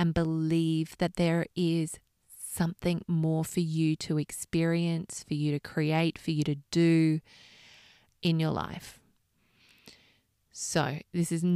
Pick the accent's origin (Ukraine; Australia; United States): Australia; moved away as an adult; now in London, United Kingdom; it was far easier to work out how to get a visa as an Australian to London